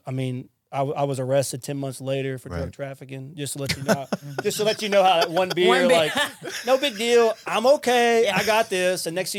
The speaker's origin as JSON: {"language": "English", "town": "Lafayette", "region": "Louisiana", "country": "United States", "lives_now": "Mississippi, United States", "said": "I'm from Louisiana, by the way. I'm not from Mississippi. I'm from Lafayette. I'm a Cajun at heart. And so I come here to Mississippi."}